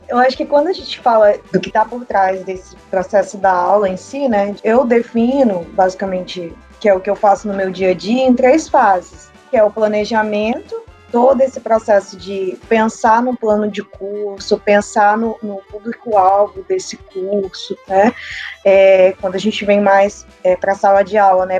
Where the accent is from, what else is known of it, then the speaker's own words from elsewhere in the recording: Rondônia, Brazil; moved away as an adult; now in Itacoatiara, Brazil; fui professora numa faculdade lá da minha região, que é Rondônia Amazônia